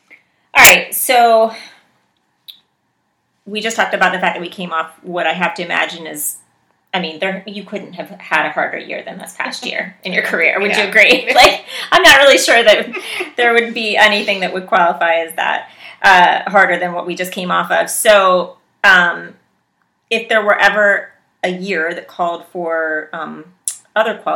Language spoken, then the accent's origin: English; West Virginia, United States; moved away; I grew up in West Virginia